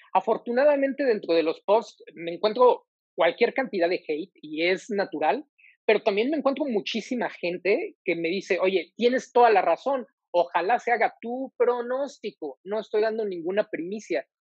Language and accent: Spanish; Mexico; como mexicano